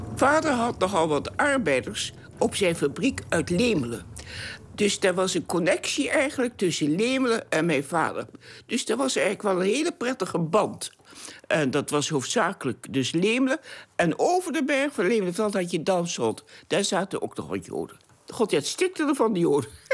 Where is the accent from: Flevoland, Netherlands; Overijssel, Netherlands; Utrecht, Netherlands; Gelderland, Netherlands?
Overijssel, Netherlands; Hengelo; now in Enschede, Netherlands; En ik ben geboren in Hengelo, 8 november 1921